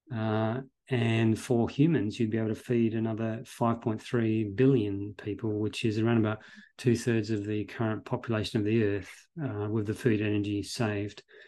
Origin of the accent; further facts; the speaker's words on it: Australia; I'm originally from Australia